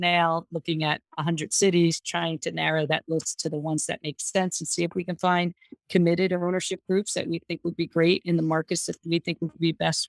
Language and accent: English; New Jersey, United States; I'm from New Jersey